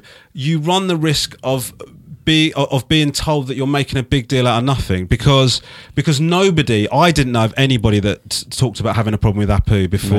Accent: Crawley, South East England, United Kingdom; born there; Yes, I was born in Crawley, actually, which is south of London.

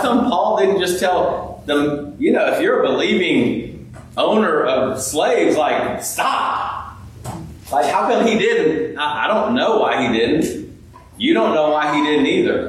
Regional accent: California, United States; now in Clemson, United States; I grew up out in California

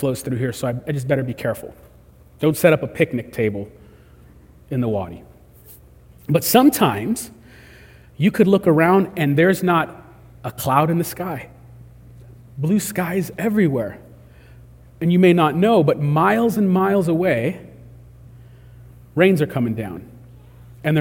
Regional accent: California, United States; We're from California

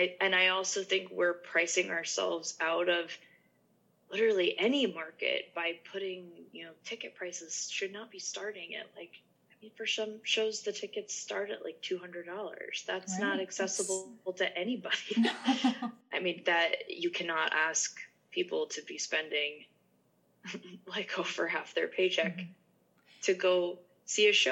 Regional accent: Massachusetts, United States; I'm from Massachusetts, so it's pretty close to New York City.

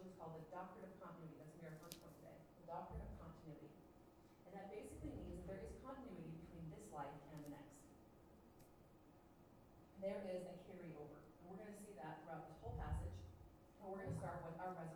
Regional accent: United States; we're American Christians

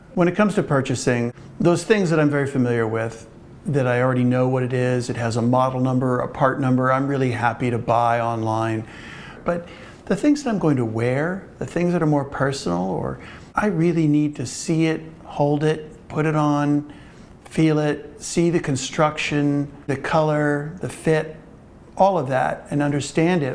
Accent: Cincinnati, Ohio, United States; also born or lived in Brooklyn Heights, New York; now in Brooklyn, United States; I'm from Cincinnati, Ohio, but I have lived in Brooklyn

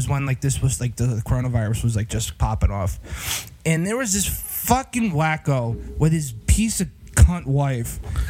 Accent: Pompton Lakes, New Jersey, United States; where I grew up in Pompton Lakes

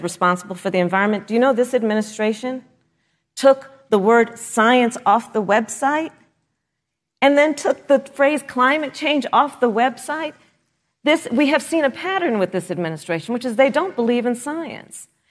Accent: California, United States; my home state of California

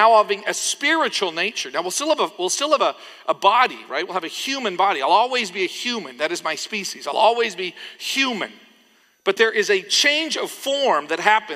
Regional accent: Canada; when I was growing up in Canada

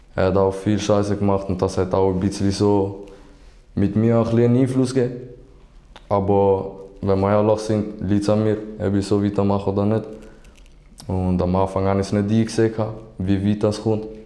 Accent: St. Gallen, Switzerland; also born or lived in Algeria; now in Basel, Switzerland; ich komme ursprünglich aus Algerien, aber bin in St. Gallen aufgewachsen

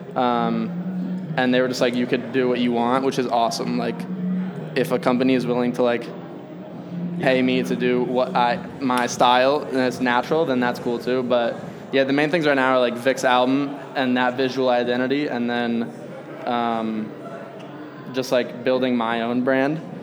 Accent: Arizona, United States; now in Chicago, United States; I grew up in Arizona in a Republican household.

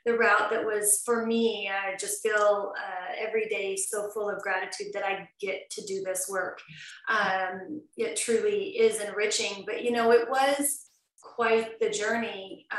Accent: Southern Idaho, United States; also born or lived in Las Vegas, Nevada; now in Vancouver, Canada; I grew up very wholesome in Southern Idaho on a ranch

